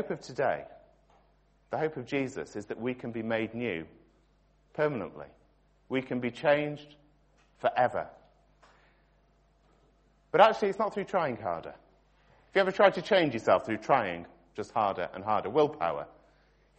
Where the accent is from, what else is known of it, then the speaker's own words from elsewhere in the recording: Stockport, North West England, United Kingdom; I was born in Stockport